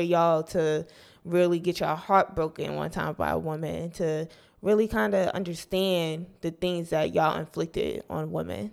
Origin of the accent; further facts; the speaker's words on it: New Jersey, United States; I'm from North Jersey